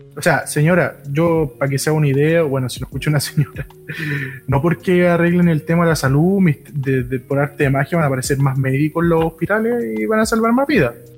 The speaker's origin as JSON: {"language": "Spanish", "country": "Chile", "said": "como chilenos"}